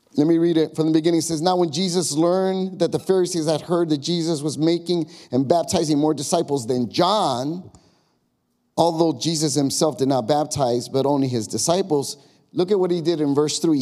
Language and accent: English; Chicago, Illinois, United States; now in Long Grove, United States; I grew up in Chicago. The hood for me was the neighborhood I grew up. It was called Austin. And on the west side